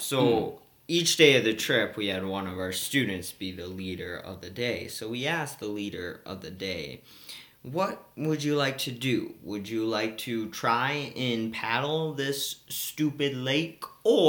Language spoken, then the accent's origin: English; the South, United States; I'm from the South.